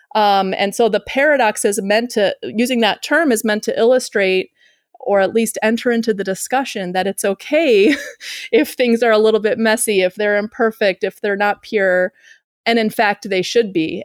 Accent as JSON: {"language": "English", "town": "Chicago", "region": "Illinois", "country": "United States", "moved": "as an adult", "lives_now": "Uruguay", "said": "I'm from Chicago"}